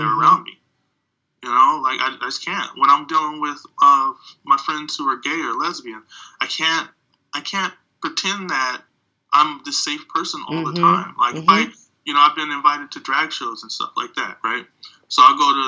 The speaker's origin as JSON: {"language": "English", "country": "United States", "tie": "born or raised there", "said": "as a black person growing up in America"}